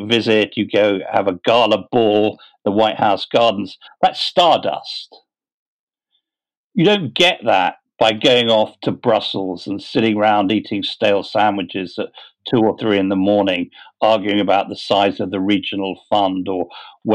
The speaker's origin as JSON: {"language": "English", "region": "London", "country": "United Kingdom", "tie": "born or raised there", "said": "I was born in London and brought up in London"}